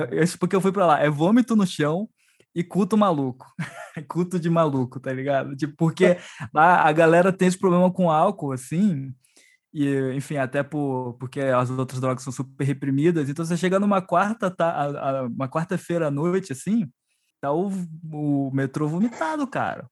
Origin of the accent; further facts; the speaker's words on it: Brazil; Nós somos brasileiros